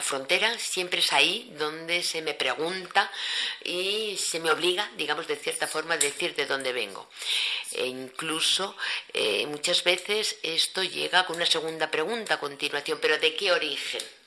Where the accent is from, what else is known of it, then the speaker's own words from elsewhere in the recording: Cameroon; yo soy de Camerún